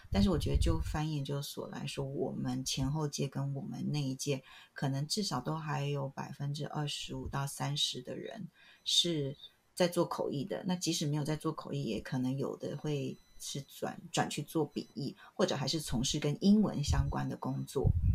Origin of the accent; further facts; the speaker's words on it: Taiwan; moved away as an adult; now in United Kingdom; 我本来在台湾是完全 不熟悉简体中文的